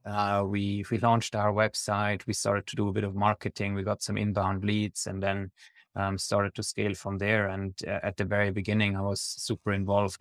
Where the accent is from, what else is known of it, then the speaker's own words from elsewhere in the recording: Switzerland; I'm originally from Switzerland